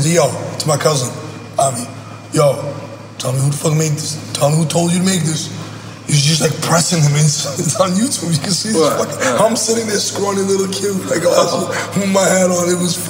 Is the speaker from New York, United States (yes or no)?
yes; Brooklyn, New York, United States; I grew up in Brooklyn, my guy.